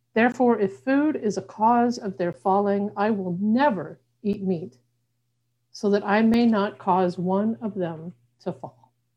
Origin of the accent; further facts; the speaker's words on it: Arkansas, United States; also born or lived in Western United States; now in Buffalo, United States; I'm originally from Arkansas